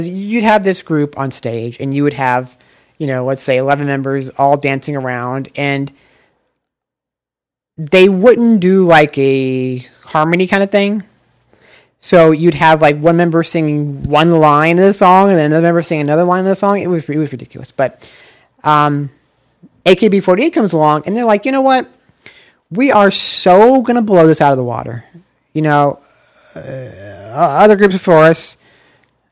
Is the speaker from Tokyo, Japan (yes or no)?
no; Osaka, Japan; Namba from Osaka, my hometown